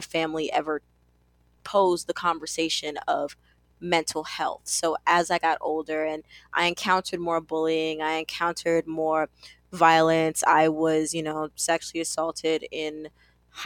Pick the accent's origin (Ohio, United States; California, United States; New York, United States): New York, United States; New York City; I am from Brooklyn, New York